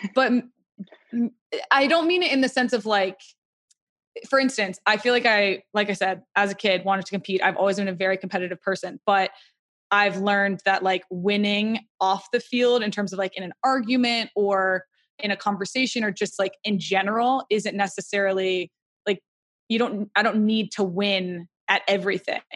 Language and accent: English; Atlanta, Georgia, United States; I grew up in Atlanta